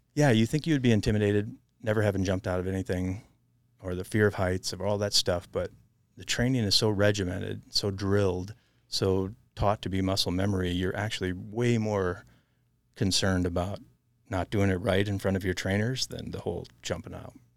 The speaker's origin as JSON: {"language": "English", "region": "southern Wisconsin", "country": "United States", "tie": "born or raised there", "also_born_or_lived": "Montana", "moved": "as an adult", "said": "growing up in Wisconsin"}